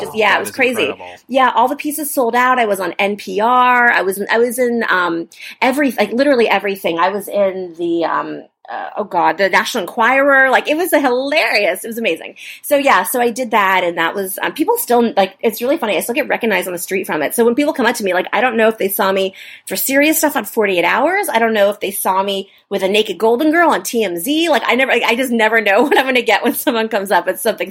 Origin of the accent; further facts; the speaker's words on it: Los Angeles, California, United States; I'm from Los Angeles